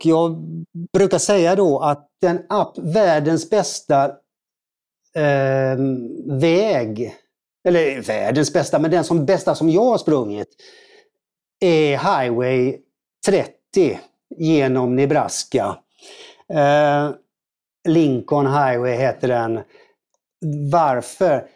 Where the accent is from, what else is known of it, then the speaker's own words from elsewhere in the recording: Gothenburg, Västra Götaland, Sweden; jag är från Göteborg då, född i Göteborg